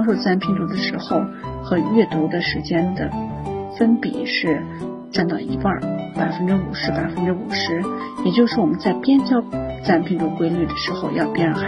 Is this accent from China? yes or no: yes; China; 那我们中国的孩子